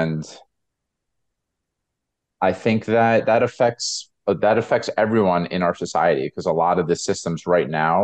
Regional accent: United States; my experience of being American

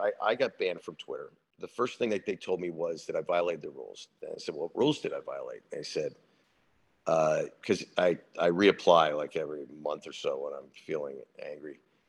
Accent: United States; I'm an American veteran

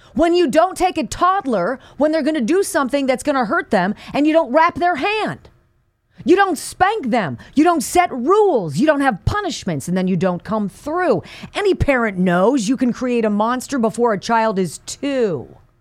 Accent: Calabasas, California, United States; this is just up the one oh one freeway from where I grew up in Calabasas

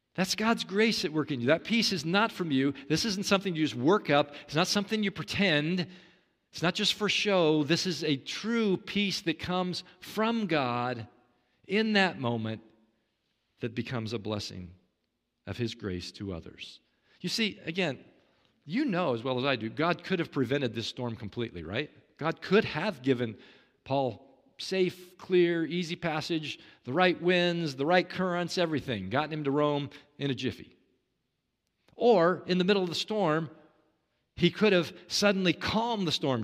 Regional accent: Kansas City, Kansas, United States; I, I grew up in Kansas City, Kansas, Tornado Alley

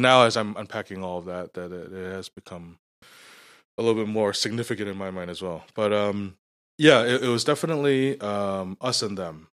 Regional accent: New York, United States; also born or lived in Scarborough / Markham; now in Canada; Growing up in New York, I grew up, uh, in Little Italy, which was surrounded by Chinatown.

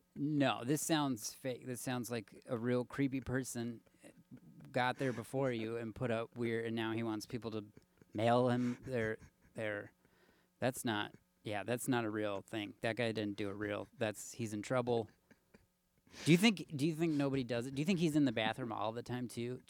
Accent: Minnesota, United States; moved away as an adult; also born or lived in Los Angeles; I'm from Minnesota

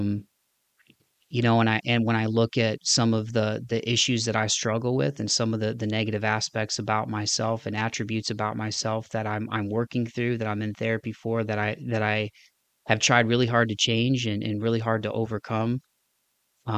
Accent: Northwest Ohio, Southeast Michigan, Midwest, United States; moved away as an adult; now in Nashville, United States; I had spent my entire life in Northwest Ohio, Southeast Michigan.

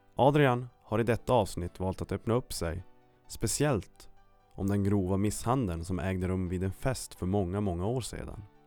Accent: Kiruna, Norrbotten County, Sweden; born or raised there

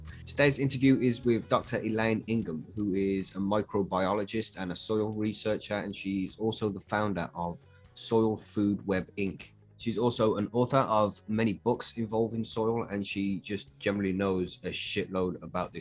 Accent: United Kingdom; I'm from the UK

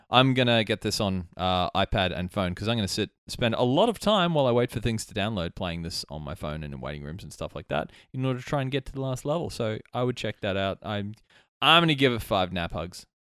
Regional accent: Albany Creek, Queensland, Australia; I grew up in Albany Creek

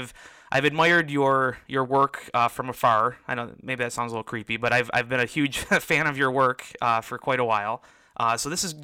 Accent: Detroit, Michigan, United States; We're both from Detroit.

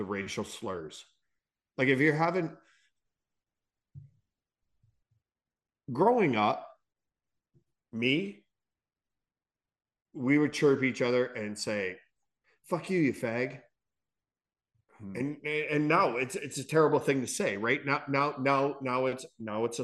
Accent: Canada; we are Canadian

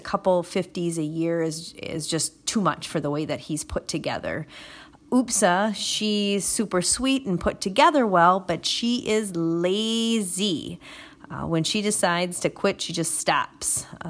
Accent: Clintonville, Wisconsin, United States; I'm from Clintonville, Wisconsin, which is about 45 minutes west of Green Bay.

